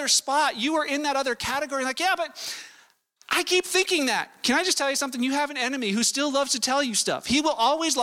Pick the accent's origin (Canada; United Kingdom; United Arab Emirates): Canada; Vancouver, British Columbia; I was born in Canada. I was born in Vancouver